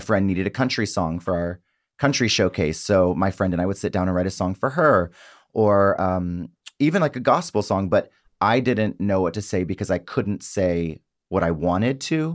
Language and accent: English; South Mississippi, United States; I grew up in South Mississippi